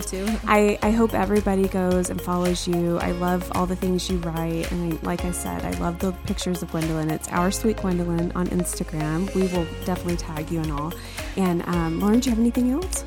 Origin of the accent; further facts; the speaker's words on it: the South, United States; I was raised in the South